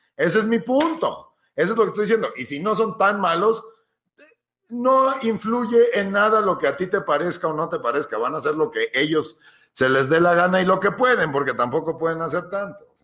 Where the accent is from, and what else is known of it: Ixtapan de la Sal, State of Mexico, Mexico